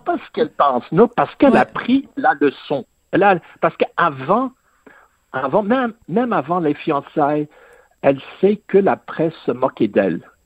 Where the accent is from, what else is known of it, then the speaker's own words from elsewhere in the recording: England, United Kingdom; j'ai grandi en Angleterre